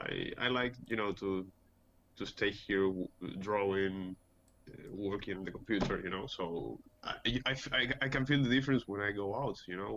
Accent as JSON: {"language": "English", "country": "Peru", "tie": "born or raised there", "also_born_or_lived": "Barcelona", "said": "Well, I was born in Peru. I lived here almost all my life. Then when I was almost 20, I went to Barcelona and studied illustration a little bit."}